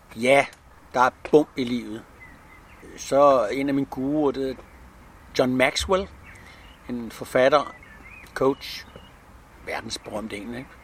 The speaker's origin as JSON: {"language": "Danish", "town": "Frederiksberg", "region": "Capital Region of Denmark", "country": "Denmark", "tie": "born or raised there", "also_born_or_lived": "Helsinge", "said": "Jeg er født på Frederiksberg"}